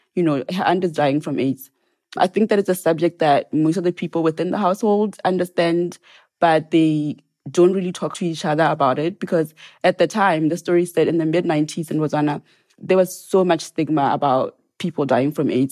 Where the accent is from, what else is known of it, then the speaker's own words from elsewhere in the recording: Serowe, Central District, Botswana; moved away as an adult; also born or lived in Maun area village, northwest Botswana / Gaborone, Botswana / Oxford, Mississippi, United States; now in Provincetown, United States; I was born in Sorowe, which is where my family is from.